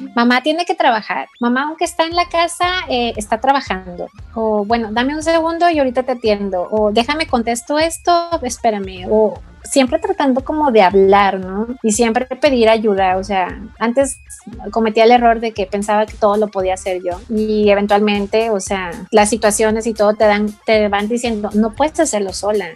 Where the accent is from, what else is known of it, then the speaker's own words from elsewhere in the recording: Guadalajara, Jalisco, Mexico; somos de Guadalajara